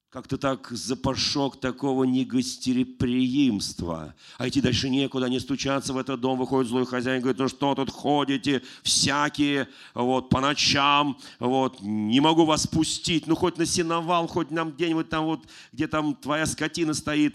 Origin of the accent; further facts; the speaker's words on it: Moscow, Russia; я сам родился в Москве